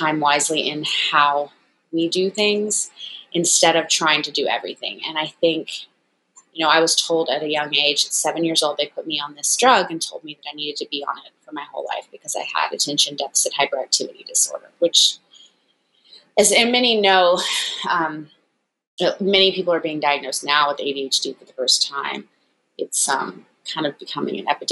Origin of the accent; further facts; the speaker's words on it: Memphis, Tennessee, United States; moved away as an adult; also born or lived in New York City; I am originally from Memphis, Tennessee. I moved to New York to get my master's in fashion photography